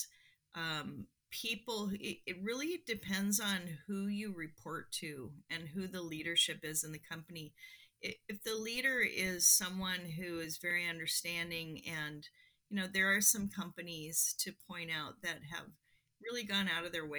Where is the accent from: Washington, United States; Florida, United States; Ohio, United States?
Washington, United States; Seattle; I grew up in Seattle